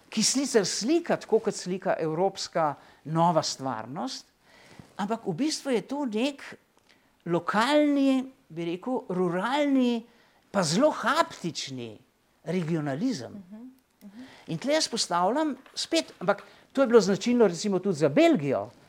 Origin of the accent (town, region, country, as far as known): Slovenia